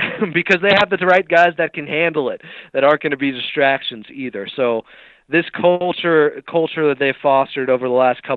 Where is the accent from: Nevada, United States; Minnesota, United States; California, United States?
California, United States; Sacramento; I grew up in Sacramento